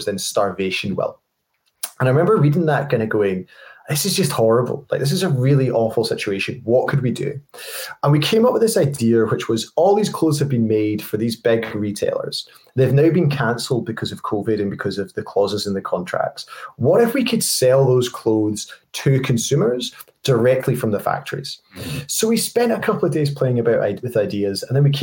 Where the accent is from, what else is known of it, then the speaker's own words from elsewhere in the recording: Scotland, United Kingdom; I'm a Scottish guy